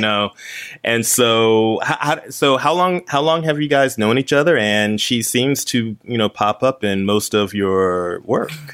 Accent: North Carolina, United States; where I grew up in North Carolina

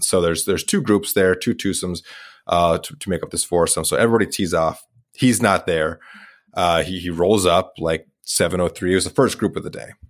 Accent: Idaho, United States; was born in Idaho

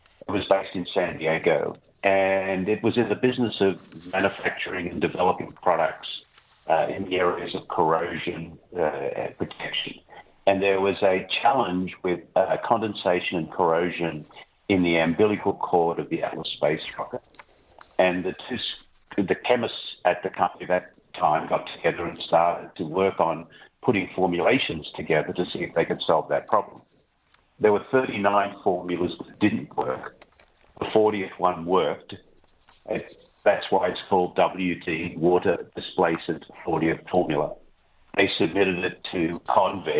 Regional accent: Sydney, New South Wales, Australia; moved away; I grew up in Sydney, Australia

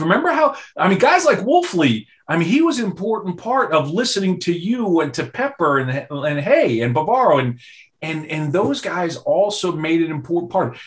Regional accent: New York, United States; growing up in New York

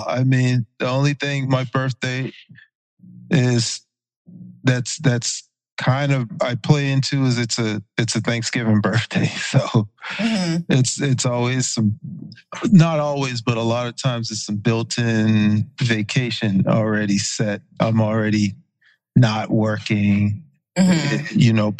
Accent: Berkeley County, South Carolina, United States; also born or lived in Charleston; I was born in Charleston. I grew up in Berkeley County, which is the neighboring county. I'm from the sticks, and I'm proud to be from the sticks.

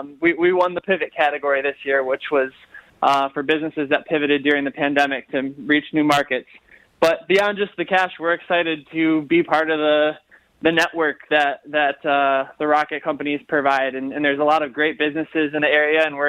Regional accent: Livonia, Michigan, United States; I grew up in Livonia

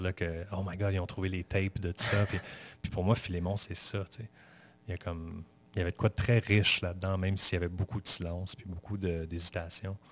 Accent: Saint-Sauveur, Quebec, Canada; also born or lived in Montreal; je, suis né à Montréal, mais j'ai grandi. Ma, vie euh, d'enfant, oui, à, dos, c'était à Saint-Sauveur

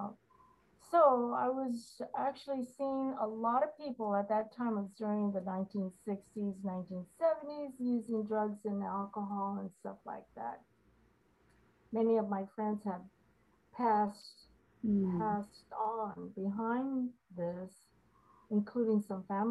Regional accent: Los Angeles, California, United States; I was born and raised in LA and went to school in Hollywood.

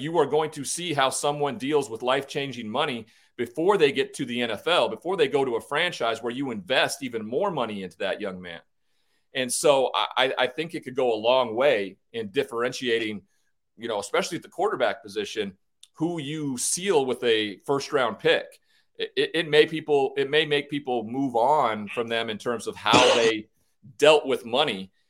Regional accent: Montana, United States; growing up in Montana

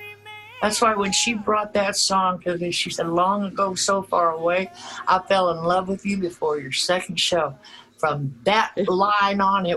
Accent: Granite City, Illinois, United States; moved away; I'm from Granite City, Illinois, which is right across the river.

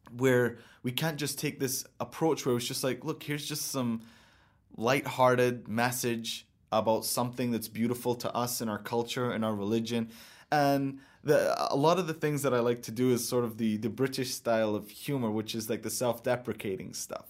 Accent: United Arab Emirates; growing up in my country and looking at my dad and looking at my future is like, I'm gonna be here

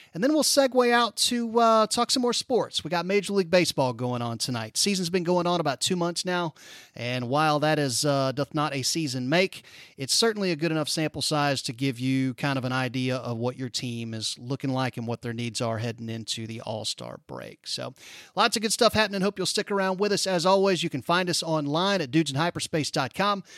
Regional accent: Tallahassee, Florida, United States; moved away; growing up in Tallahassee

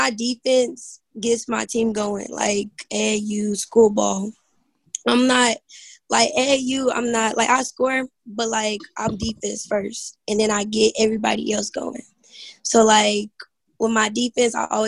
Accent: Midwest City, Oklahoma, United States; Midwest City, Oklahoma.

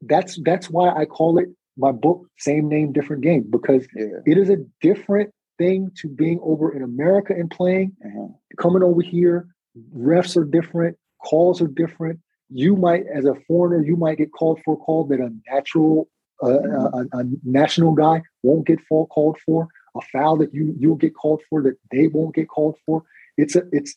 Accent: United States; moved away as an adult; also born or lived in Austria; as an American

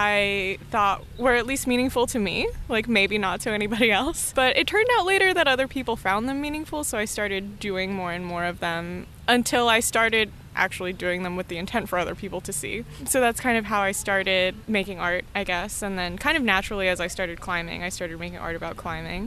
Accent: Los Angeles, California, United States; also born or lived in Australia; I'm like an LA native, so I grew up in the San Fernando Valley

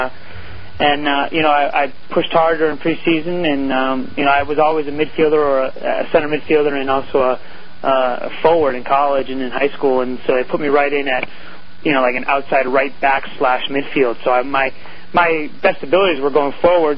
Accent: Longmeadow, Massachusetts, United States; I grew up in a town where in Longmeadow, Mass, where there was a lot of sports being played

